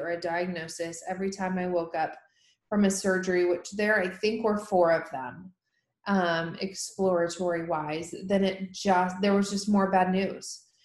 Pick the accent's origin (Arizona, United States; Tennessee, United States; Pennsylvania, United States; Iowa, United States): Tennessee, United States; here in my home state of Tennessee